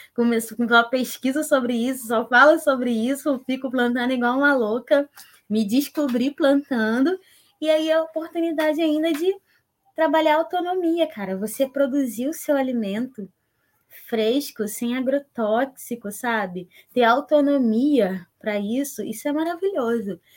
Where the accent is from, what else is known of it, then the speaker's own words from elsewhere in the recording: São Gonçalo, Rio de Janeiro, Brazil; sou nascida e criada aqui em São Gonçalo